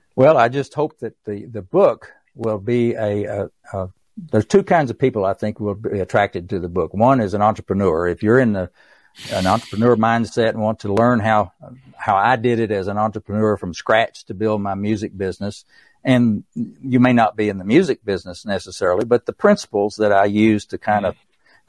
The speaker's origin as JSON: {"language": "English", "region": "East Tennessee", "country": "United States", "accent": "East Tennessee", "said": "my East Tennessee accent"}